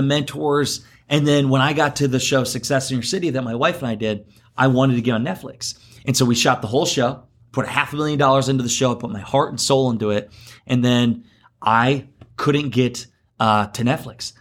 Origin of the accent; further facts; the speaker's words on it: Garnavillo, Iowa, United States; I'm from Iowa, uh, originally born and raised in Northeast Iowa, Garnavillo.